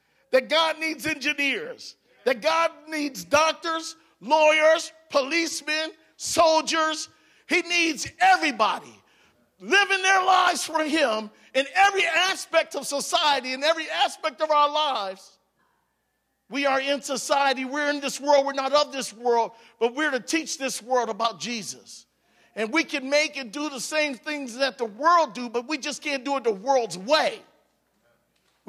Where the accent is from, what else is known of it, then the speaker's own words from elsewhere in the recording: Cleveland, Ohio, United States; also born or lived in Hawaii; now in Alaska, United States; I was born in Cleveland, Ohio